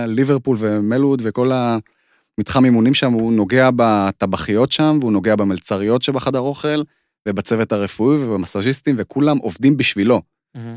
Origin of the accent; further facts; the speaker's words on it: Israel; also born or lived in Moscow, Russia; אני נולדתי במוסקבה, נכון, כן. אנחנו עלינו בגיל שלוש עליתי.